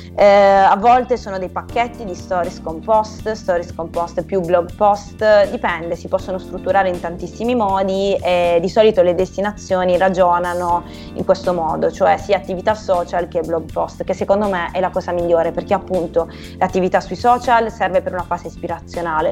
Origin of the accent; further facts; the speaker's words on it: Bari, Apulia, Italy; io vivendo a Bari